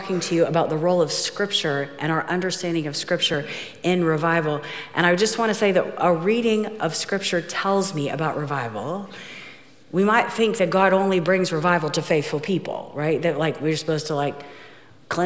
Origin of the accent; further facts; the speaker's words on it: Ohio, United States; I'm from Ohio